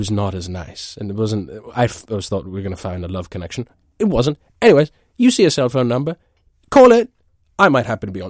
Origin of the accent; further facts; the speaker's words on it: East of England, United Kingdom; now in New York, United States; I'm originally from Essex. I'm currently based in New York.